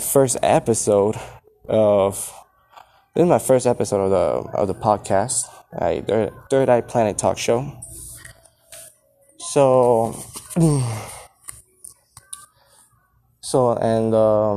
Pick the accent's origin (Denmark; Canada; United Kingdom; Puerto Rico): Puerto Rico; also born or lived in Florida; now in El Paso, United States; I was born in Puerto Rico